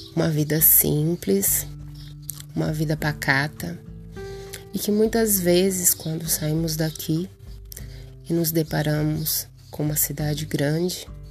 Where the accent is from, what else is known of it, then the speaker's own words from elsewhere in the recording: Altair, São Paulo, Brazil; minha querida e amada cidade, Altair, onde nasci, cresci e vivo.